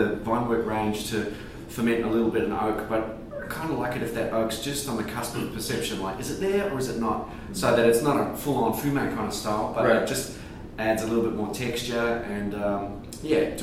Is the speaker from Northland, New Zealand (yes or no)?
yes; Whangarei, Northland, New Zealand; moved away as an adult; now in Margaret River, Australia; I'm from a little town called Whangarei in Northland